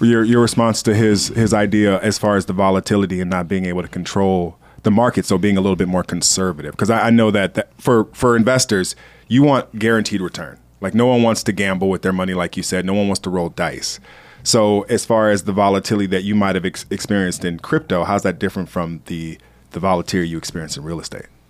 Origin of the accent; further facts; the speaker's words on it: Los Angeles, California, United States; I'm from a, a, a, a gangster area in L